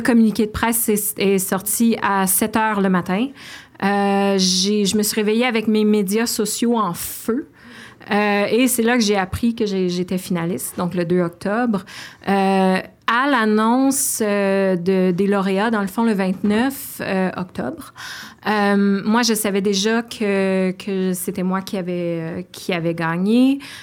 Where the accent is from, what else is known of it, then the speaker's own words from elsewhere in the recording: Outaouais, Quebec, Canada; j'habite l'Outaouais, je viens de l'Outaouais